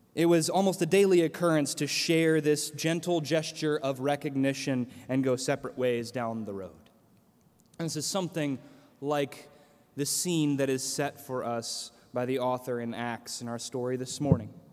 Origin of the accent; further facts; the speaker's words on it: central Illinois, United States; moved away; my hometown in central Illinois